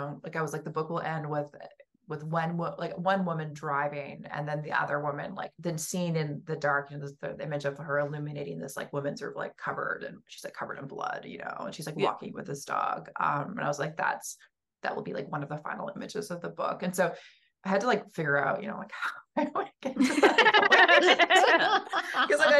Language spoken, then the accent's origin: English; West Coast, United States; Like growing up on the West Coast, where I was like always, you know, we would have these like earthquake drills constantly